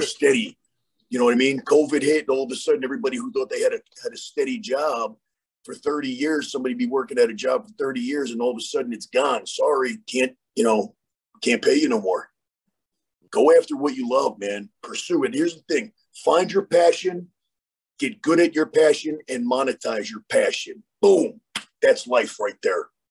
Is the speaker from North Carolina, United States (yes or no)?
no; New York, United States; moved away; I'm originally from New York